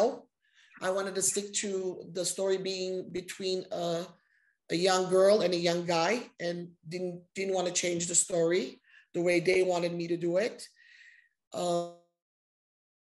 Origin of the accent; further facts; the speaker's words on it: Los Angeles, California, United States; I was raised here in Los Angeles, and I'm very happy that I was raised here